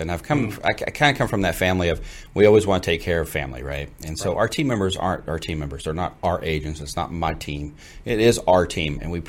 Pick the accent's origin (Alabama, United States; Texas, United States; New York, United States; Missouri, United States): Texas, United States; Fort Worth; also born or lived in Gainesville, Texas; now in McKinney, United States; Originally from the Fort Worth side of town, born and raised there. Also went to school in Gainesville, which is north of Fort Worth